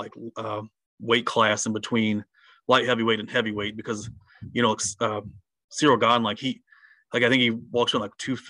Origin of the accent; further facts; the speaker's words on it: Harlan, Kentucky, United States; moved away; I'm from Harlan originally, so I know what it's like there